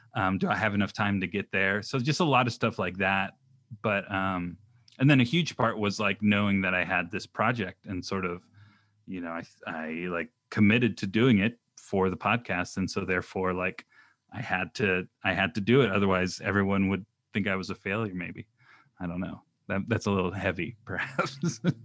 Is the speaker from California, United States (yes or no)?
yes; Orange County, California, United States; also born or lived in Pacific Northwest; I grew up in Orange County